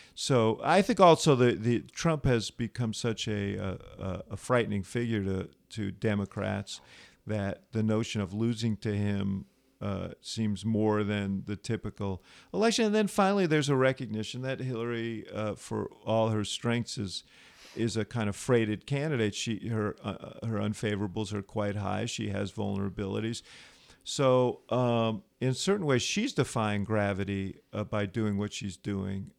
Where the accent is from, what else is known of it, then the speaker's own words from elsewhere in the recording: New York, United States; moved away as an adult; now in Chicago, United States; I grew up in New York, moved to Chicago to go to college